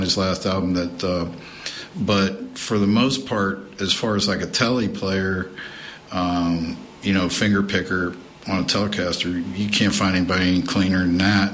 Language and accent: English; the South, United States; we're from the South